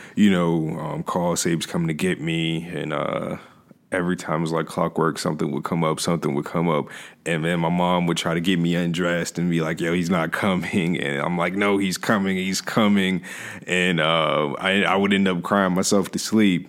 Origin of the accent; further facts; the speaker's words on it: Hampton, Virginia, United States; I was raised here in Hampton, Virginia